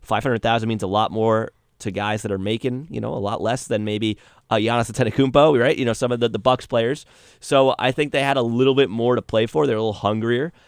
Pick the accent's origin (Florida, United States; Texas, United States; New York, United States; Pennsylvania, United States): New York, United States; New York area, United States; We're all from the New York area